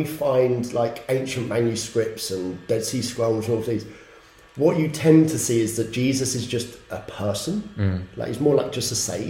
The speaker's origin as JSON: {"language": "English", "region": "England", "country": "United Kingdom", "said": "I'm English, and this, I'm that, and it's all just waves."}